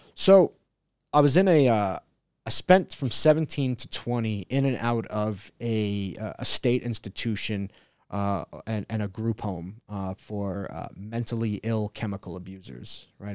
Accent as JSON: {"language": "English", "area": "Long Island", "region": "New York", "country": "United States", "tie": "born or raised there", "moved": "yes", "lives_now": "San Diego, United States", "said": "I grew up in Long Island"}